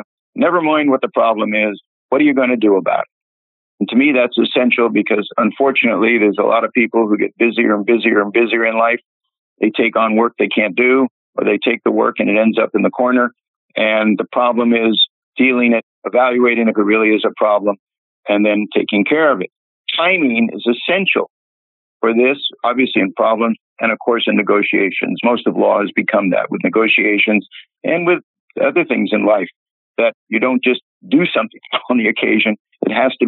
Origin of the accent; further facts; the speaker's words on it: Oakland, California, United States; also born or lived in Sonoma, California; when I was growing up in Oakland